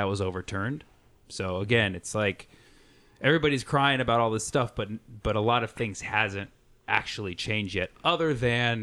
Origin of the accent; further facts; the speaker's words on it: Berkeley, California, United States; I grew up in Berkeley for the most